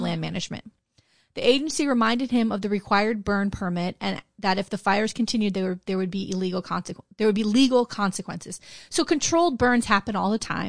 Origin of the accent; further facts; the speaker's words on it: Broward County, Florida, United States; we're from Broward County. We're here, down here in South Florida